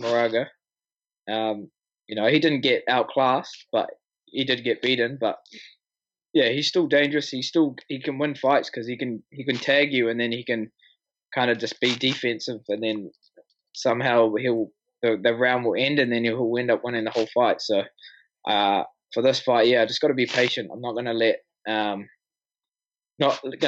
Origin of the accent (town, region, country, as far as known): Auckland, New Zealand; born or raised there